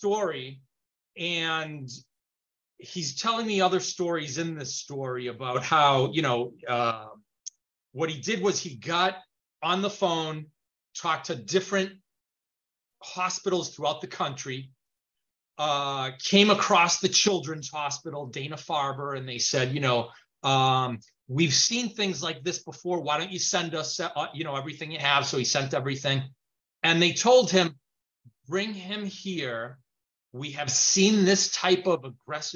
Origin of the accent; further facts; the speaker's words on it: Chile; now in United States; I speak Spanish. I was born in Chile, mm-hmm. So I speak Spanish.